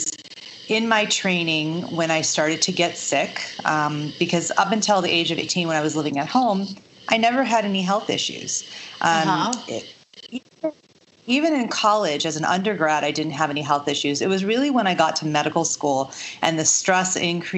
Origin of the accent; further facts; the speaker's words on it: Chicago, Illinois, United States; I grew up in the suburbs of Chicago